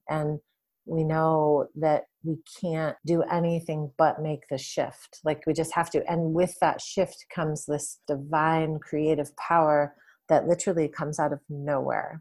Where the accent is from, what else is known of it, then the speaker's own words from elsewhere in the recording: Detroit, Michigan, United States; moved away as an adult; also born or lived in California / Washington State / San Francisco; I grew up in Detroit. Well, outside of Detroit, in the suburbs. I lived there for my, the first twenty-one or twenty-two years of my life